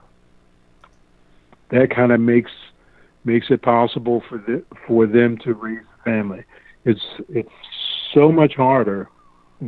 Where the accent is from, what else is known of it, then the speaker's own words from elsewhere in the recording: Philadelphia, Pennsylvania, United States; growing up in Philadelphia